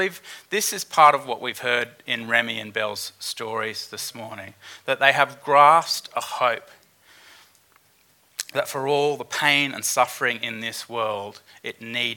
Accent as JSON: {"language": "English", "region": "Queensland", "country": "Australia", "said": "as a Queenslander"}